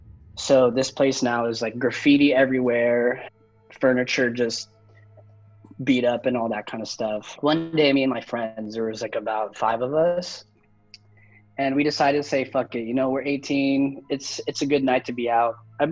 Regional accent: Central Valley 209, California, United States; our hometown back then was more of a rural type, small town, everyone owns a farm type of thing, ranches, stuff like that. It's in the middle of nowhere. We're talking about Central Valley 209

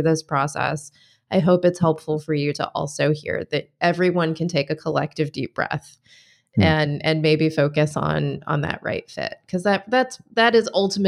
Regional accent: Michigan, United States; now in Washington, D.C., United States; I mean, I moved from Michigan to the DC area.

